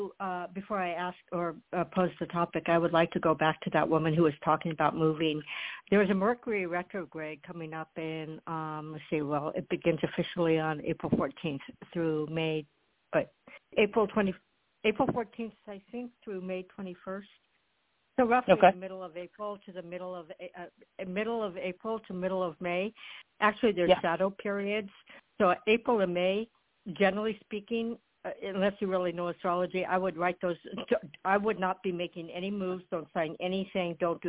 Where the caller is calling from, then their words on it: Florida, United States; Excuse me, Allison. I'm in Florida.